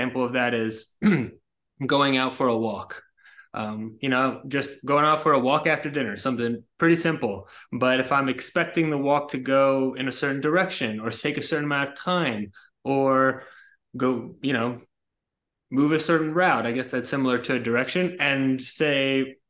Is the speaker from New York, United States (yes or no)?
yes; about 20 minutes north of the Bronx, New York, United States; I was born in New York, about 20 minutes north of the Bronx. I was raised there